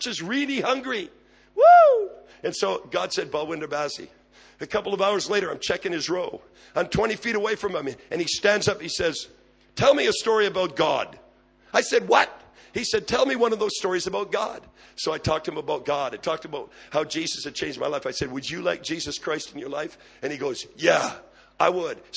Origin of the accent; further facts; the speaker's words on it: Quebec, Canada; moved away as an adult; also born or lived in Abbotsford, British Columbia; now in British Columbia, Canada; I'm from Quebec